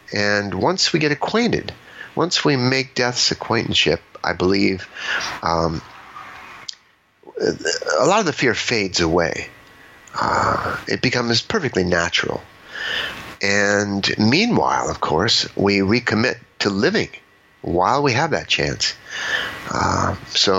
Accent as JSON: {"language": "English", "town": "Los Angeles", "region": "California", "country": "United States", "tie": "born or raised there", "said": "I grew up in Los Angeles"}